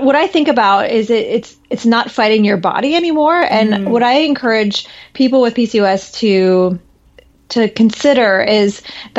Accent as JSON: {"language": "English", "region": "Midwest", "country": "United States", "tie": "born or raised there", "said": "I grew up in the Midwest where tornado alarms happened every Monday at noon"}